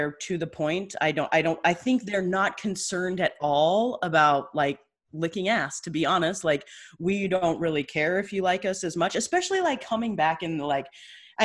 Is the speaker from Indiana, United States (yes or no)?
no; Idaho, United States; I grew up in Idaho